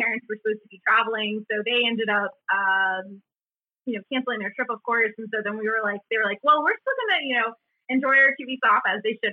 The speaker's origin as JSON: {"language": "English", "town": "Charlotte", "region": "North Carolina", "country": "United States", "tie": "born or raised there", "said": "so I'm kind of from all over the place, but I grew up here in Charlotte for the most part."}